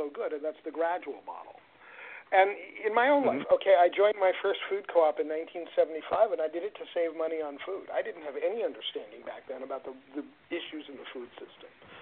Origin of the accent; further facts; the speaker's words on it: New York City, New York, United States; moved away; growing up in the Bronx, it was pretty rare that I got a decent tomato to eat